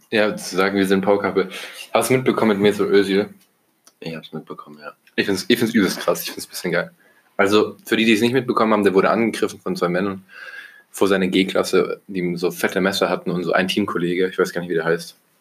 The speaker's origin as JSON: {"language": "German", "country": "Germany", "said": "als Deutscher"}